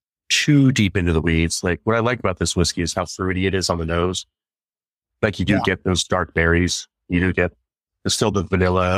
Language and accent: English; Pacific Northwest, United States; I mean, it looks like literally the town I grew up in the Pacific Northwest.